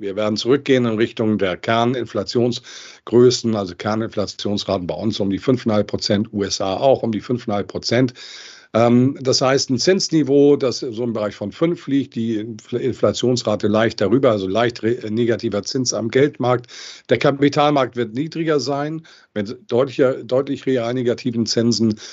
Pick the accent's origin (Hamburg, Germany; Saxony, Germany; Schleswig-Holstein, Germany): Hamburg, Germany; Ich bin Hamburger Junge, deutscher Nation, europäischer Prägung und Weltbürger